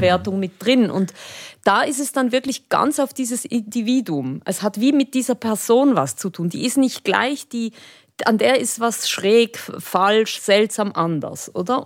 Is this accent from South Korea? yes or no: no; Switzerland; ich bin Spanierin, aber ich lebe eigentlich in der Schweiz und bin dort aufgewachsen